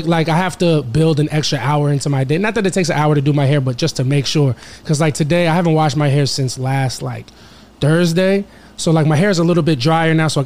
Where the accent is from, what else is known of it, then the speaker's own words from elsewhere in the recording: Valley Stream, New York, United States; now in Queens, United States; I grew up in Long Island, Valley Stream, New York